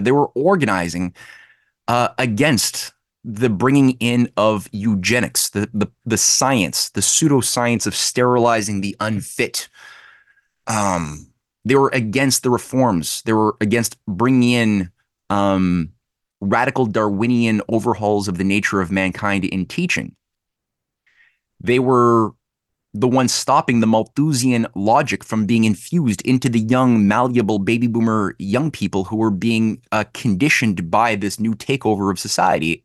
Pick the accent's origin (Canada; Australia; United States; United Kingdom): Canada; Quebec; I'm from Quebec